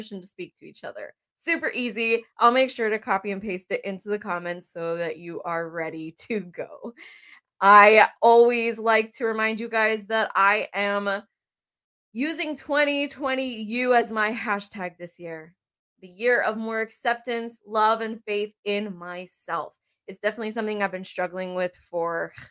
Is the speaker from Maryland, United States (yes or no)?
no; Bethlehem, Pennsylvania, United States; now in New Cumberland, United States; I am originally from Bethlehem, Pennsylvania. I'm currently here in New Cumberland, Pennsylvania